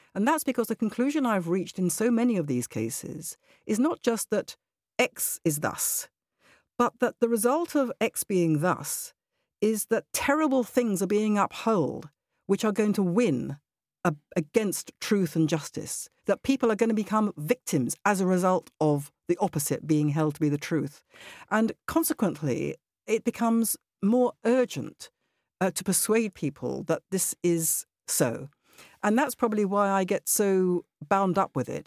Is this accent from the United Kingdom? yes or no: yes; United Kingdom; also born or lived in Israel; I am British. I don't just mean I'm a British citizen, I mean my personality is very British.